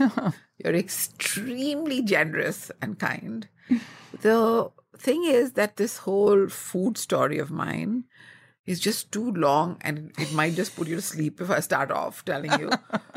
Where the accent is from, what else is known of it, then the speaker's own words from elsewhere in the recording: New Delhi, Delhi, India; also born or lived in Rajasthan; Well, I grew up in North India, in the capital of India called New Delhi. But I went to a boarding school in Rajasthan. And since I'm a Punjabi, we North Indian Punjabis are known for our crazy mad love for food.